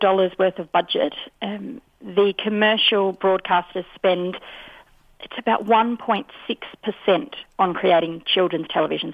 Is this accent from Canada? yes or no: no; Australia; as Australian